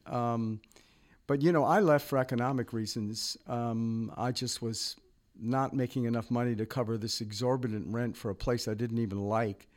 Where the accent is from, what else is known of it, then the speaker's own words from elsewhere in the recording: Virginia, United States; moved away as an adult; also born or lived in New York / New Orleans; now in Lafayette area, United States; I grew up in Virginia on the water